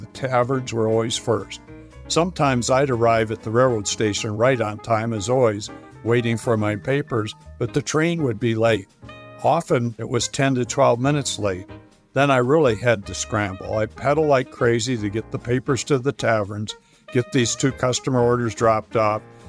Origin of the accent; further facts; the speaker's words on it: Iowa, United States; Growing up in Iowa